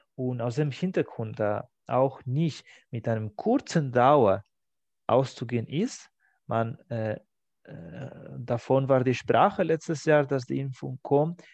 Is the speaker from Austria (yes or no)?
no; Spain; now in Germany; meiner Heimat